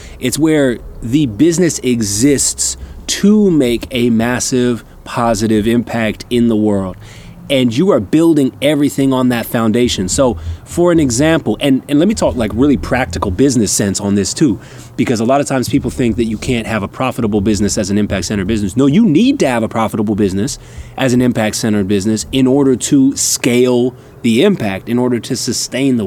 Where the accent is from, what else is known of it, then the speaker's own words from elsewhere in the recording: Canada; now in Durham, United States; Canadian by birth, American by choice.